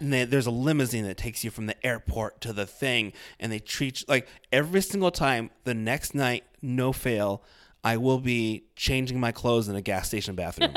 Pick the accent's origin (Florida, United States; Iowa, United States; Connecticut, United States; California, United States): Iowa, United States; I'm from Iowa